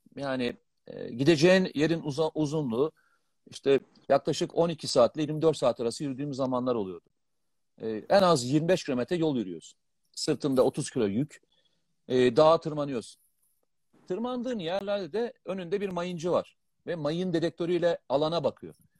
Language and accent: Turkish; Black Sea Region, Turkey; ben Karadenizliyim.